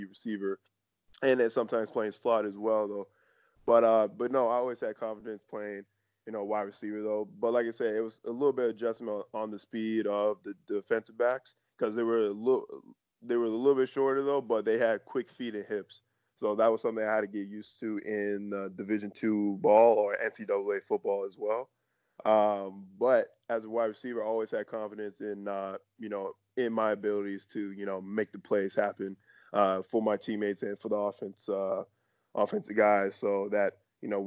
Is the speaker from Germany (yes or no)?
no; Canada; as a Canadian athlete